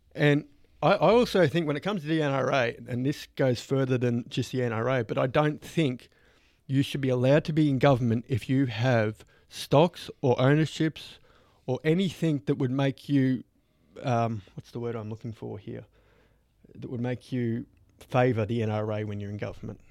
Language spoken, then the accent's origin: English; Australia; growing up in Australia